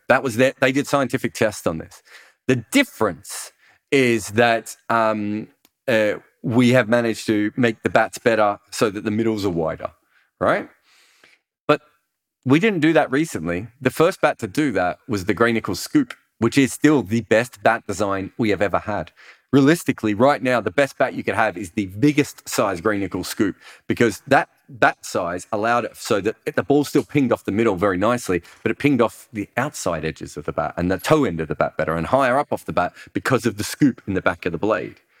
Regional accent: Australia; as an Australian

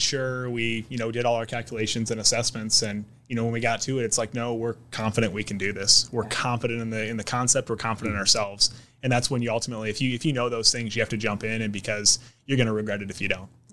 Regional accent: South Dakota, United States; now in Omaha, United States; where I grew up in South Dakota

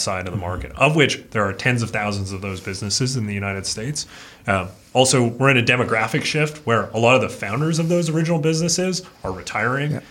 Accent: Fernie, British Columbia, Canada; I grew up in Fernie, British Columbia, a little small town in the mountains of Canada

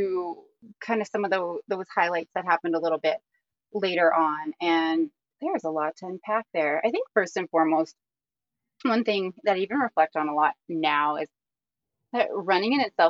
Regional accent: Airdrie, Alberta, Canada; also born or lived in Hinton, Alberta; I live in Airdrie, Alberta. I just moved back here. This is kind of my hometown.

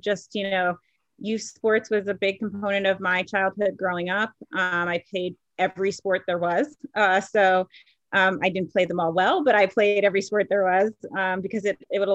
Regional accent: New York area, United States; I grew up in the New York area

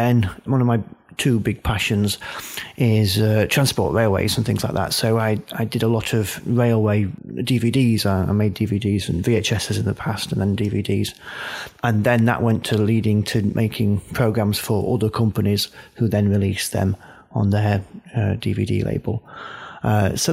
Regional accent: Doncaster, Yorkshire and the Humber, United Kingdom; also born or lived in Wolverhampton; I come from Doncaster, so in Yorkshire

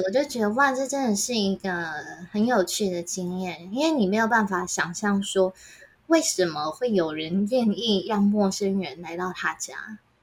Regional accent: Taiwan; 我一个人来自台湾

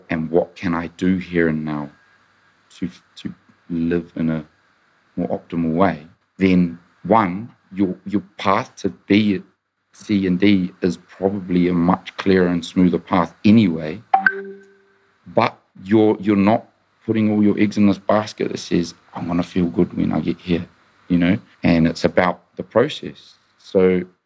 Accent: Auckland, New Zealand; now in United Kingdom; I grew up in New Zealand

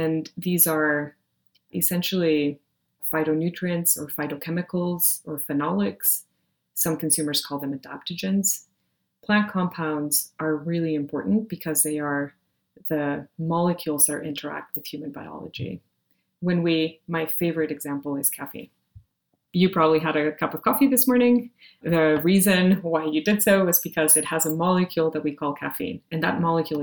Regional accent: Monterrey, Nuevo León, Mexico; moved away; I grew up in Monterrey, Mexico

